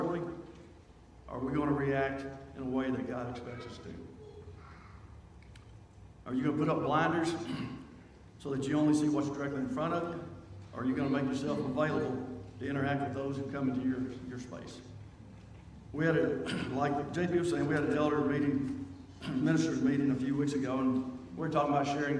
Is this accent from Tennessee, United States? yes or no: yes; Nashville, Tennessee, United States; I grew up in South Nashville in the Pre-Hall area